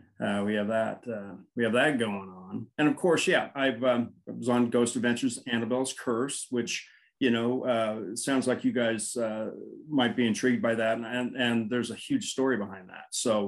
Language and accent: English; Burbank, California, United States; I grew up in Burbank, California, and we lived in these triplexes